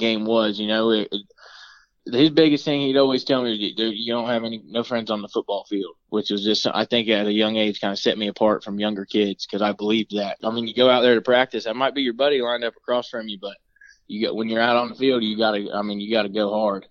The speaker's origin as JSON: {"language": "English", "town": "Melbourne", "region": "Florida", "country": "United States", "tie": "born or raised there", "said": "I was born in Melbourne, Florida"}